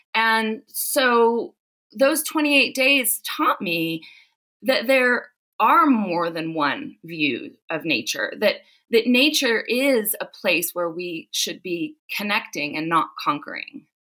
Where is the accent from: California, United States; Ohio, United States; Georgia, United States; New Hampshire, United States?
California, United States; Southern; now in South Lake Tahoe, United States; I grew up in Southern California